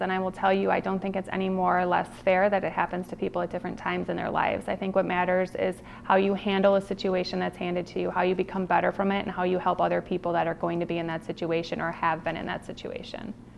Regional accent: Milwaukee, Wisconsin, United States; also born or lived in Cincinnati, Ohio; I absolutely love growing up in Milwaukee

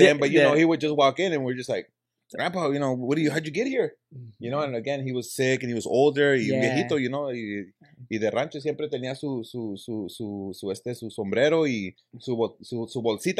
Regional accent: Los Angeles, California, United States; also born or lived in South Central, Los Angeles / Inglewood; we grew up in Wilmington, over there in the harbor area, and we moved over to Inglewood.

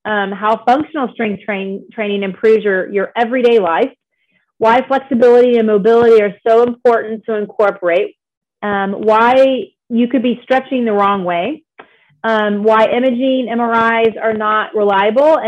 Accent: Dallas, Texas, United States; I grew up in the Dallas area

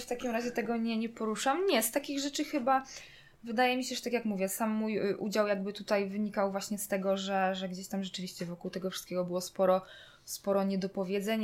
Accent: Zagłębie Dąbrowskie, Silesian Voivodeship, Poland; ja pochodzę jakby z Zagłębia Dąbrowskiego

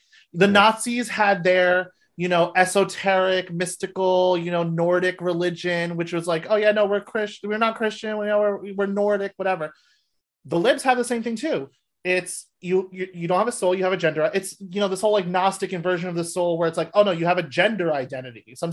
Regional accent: New Jersey, United States; I grew up in Jersey

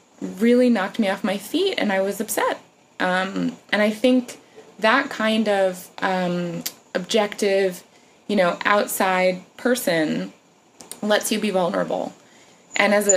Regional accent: New York, United States; I'm a New Yorker

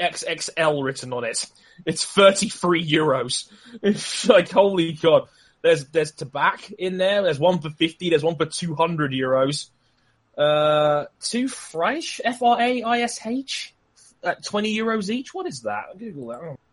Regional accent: England, United Kingdom; I'm English

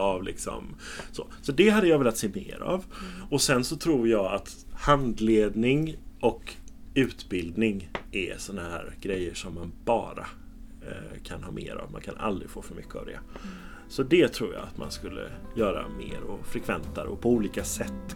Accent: Gothenburg, Västra Götaland, Sweden; Jag är uppvuxen i centrala Göteborg, i Haga, i Majorna.

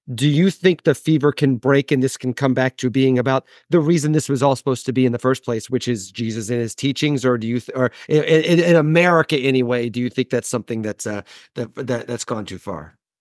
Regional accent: Midwest, United States; moved away; also born or lived in New York; I'm a Midwesterner.

